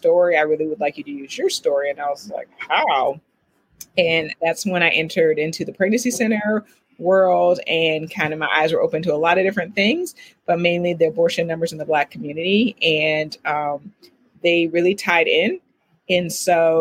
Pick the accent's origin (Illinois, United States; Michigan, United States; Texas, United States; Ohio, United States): Ohio, United States; Oberlin; I'm originally from Oberlin, Ohio